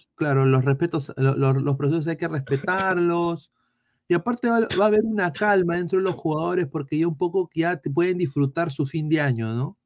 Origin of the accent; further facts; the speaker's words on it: Peru; soy peruano